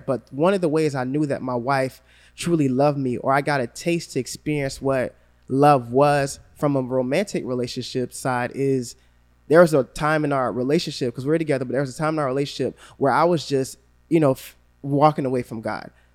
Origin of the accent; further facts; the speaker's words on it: Gainesville, Florida, United States; growing up in Gainesville